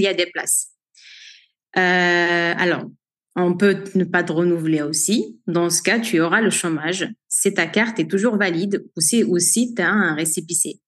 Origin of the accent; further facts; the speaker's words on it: Algeria; moved away as an adult; now in France; je suis née en Algérie en 1991. J'y ai grandi